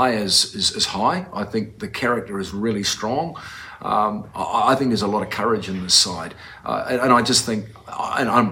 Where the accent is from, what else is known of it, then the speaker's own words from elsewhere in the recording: New Zealand; moved away as an adult; now in Utah, United States; growing up in New Zealand